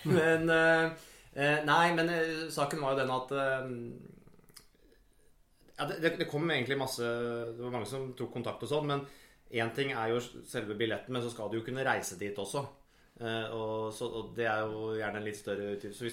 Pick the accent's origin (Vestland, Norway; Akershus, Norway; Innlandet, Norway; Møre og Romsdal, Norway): Innlandet, Norway; Jevnaker; Jevnaker er jo der jeg er fra